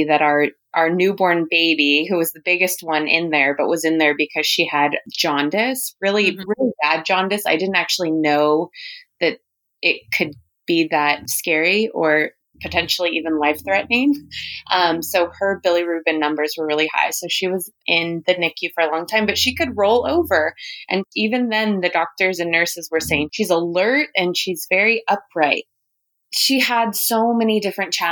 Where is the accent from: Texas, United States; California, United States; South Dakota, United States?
California, United States; Huntington Beach; also born or lived in Los Angeles; I was born and raised in California, actually Huntington Beach